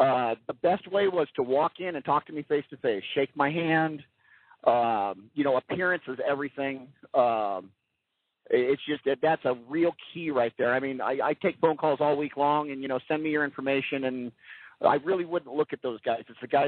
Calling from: California, United States; I'm cruising through the California desert right now.

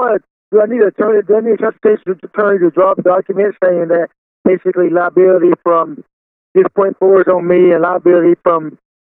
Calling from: Texas, United States; also born or lived in Washington; I'm calling from, I'm in Washington, but I'm out of Texas.

